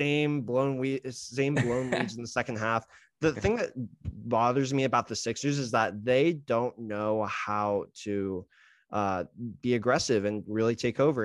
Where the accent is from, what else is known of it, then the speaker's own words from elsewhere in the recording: West Coast, United States; moved away; I'm from the West Coast